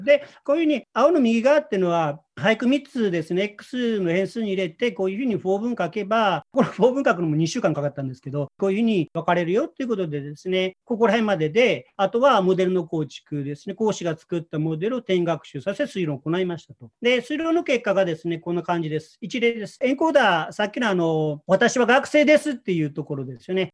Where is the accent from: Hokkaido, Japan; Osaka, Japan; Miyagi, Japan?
Osaka, Japan; 私、あの、1963年大阪出身で、今57歳なんですね。